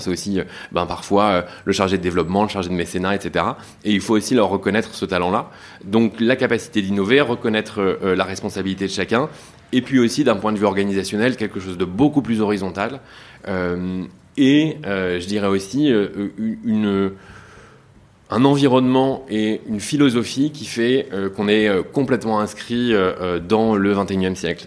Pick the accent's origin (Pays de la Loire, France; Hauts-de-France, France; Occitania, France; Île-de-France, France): Hauts-de-France, France; Douvrin; moi, je suis originaire des Hauts-de-France, donc de Lille pour être assez large en réalité, de Douvrin, une petite ville dans le Pas-de-Calais